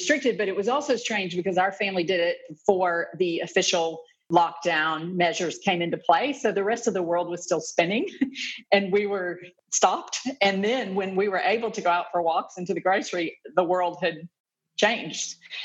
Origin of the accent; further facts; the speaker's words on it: Atlanta, Georgia, United States; moved away as an adult; also born or lived in Kentucky / Lexington, Kentucky; now in Melbourne, Australia; I'm originally from the United States. I grew up in the Southeast from Atlanta, Georgia.